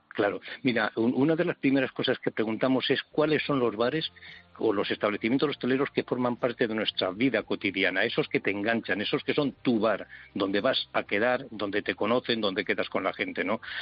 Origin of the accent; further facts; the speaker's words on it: a village in Soria, Castile and León, Spain; en mi pueblo, 770 habitantes, soy un pueblo de Soria